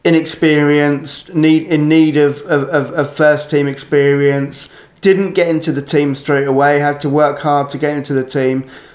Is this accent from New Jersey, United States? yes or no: yes; New Jersey, United States; I'm from New Jersey.